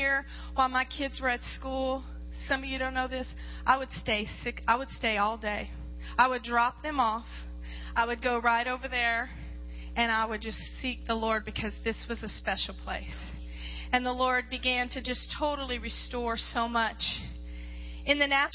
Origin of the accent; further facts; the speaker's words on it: Louisiana, United States; moved away as an adult; now in Alaska, United States; I was raised in Louisiana, and the enemy nearly destroyed me there as a young girl